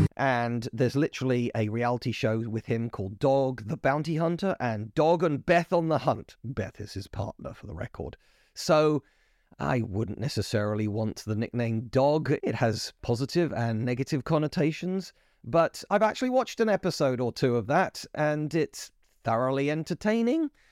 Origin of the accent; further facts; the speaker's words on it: United Kingdom; I'm British